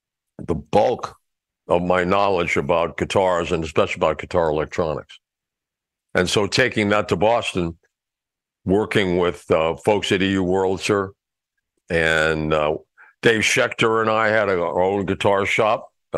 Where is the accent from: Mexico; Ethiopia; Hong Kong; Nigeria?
Mexico; Mexico City; Well, actually, I grew up in Mexico City, so there was nobody to repair anything.